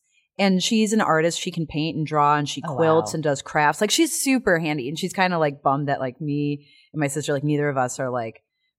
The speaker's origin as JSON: {"language": "English", "region": "Illinois", "country": "United States", "tie": "born or raised there", "said": "Outside of Chicago."}